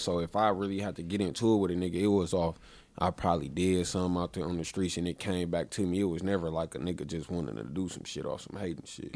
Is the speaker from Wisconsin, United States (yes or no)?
yes; Milwaukee, Wisconsin, United States; I was born in Milwaukee. I, uh, I lived right around the corner when I was a kid.